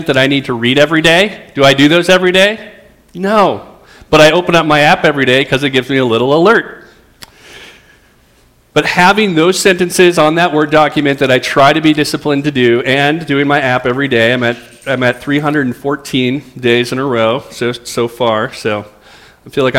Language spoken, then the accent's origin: English; Roseville, Minnesota, United States; I grew up in Roseville, and so it feels a little bit like being home to be here